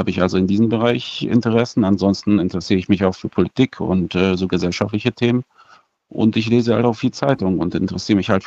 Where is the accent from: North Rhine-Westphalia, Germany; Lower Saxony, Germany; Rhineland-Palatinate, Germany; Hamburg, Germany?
North Rhine-Westphalia, Germany; Bielefeld; ich bin äh, 38, ich komme aus Bielefeld. Ich werde demnächst auch nach Minden ziehen